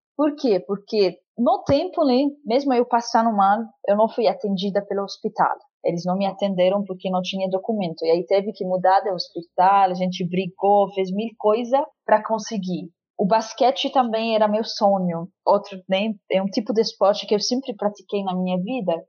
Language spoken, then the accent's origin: Portuguese; Lebanon; now in Brazil; Então, eu nasci no Líbano. Eu até hoje não conheço Síria, é um sonho conhecer Síria. Espero que um dia vou conseguir conhecer a terra de meus pais e tudo. Uhum. Cresci no Líbano